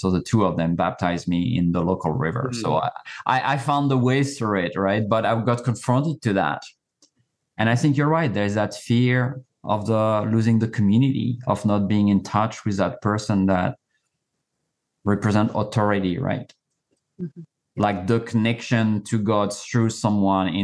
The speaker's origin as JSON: {"language": "English", "country": "France", "tie": "born or raised there", "moved": "yes", "said": "I was born and raised in France"}